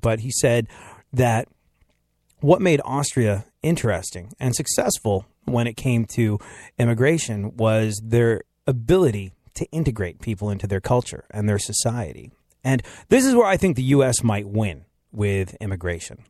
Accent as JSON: {"language": "English", "country": "United States", "said": "I'm American"}